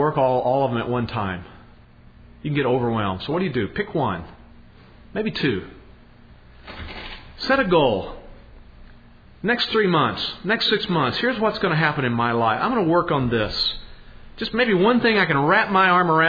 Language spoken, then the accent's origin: English; Podunk, Texas, United States; moved away as an adult; We are these nobodies from Podunk, Texas